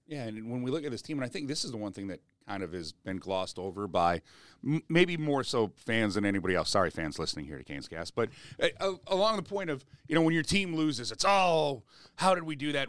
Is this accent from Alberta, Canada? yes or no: yes; Edmonton, Alberta, Canada; moved away; also born or lived in Sylvan Lake; a Sylvan Lake guy growing up in Edmonton